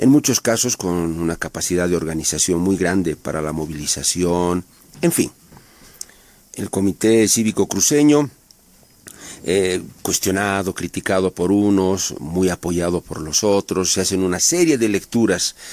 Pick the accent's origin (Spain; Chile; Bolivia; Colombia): Bolivia; Yo como boliviano